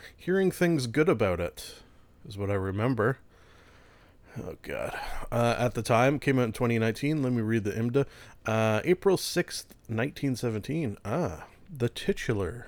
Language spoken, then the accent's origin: English; Canada; being a Canadian